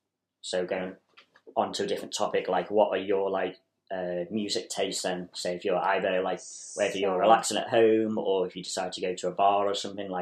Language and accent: English; Chester, North West England, United Kingdom; also born or lived in Ayrshire, Scotland; I'm originally from Chester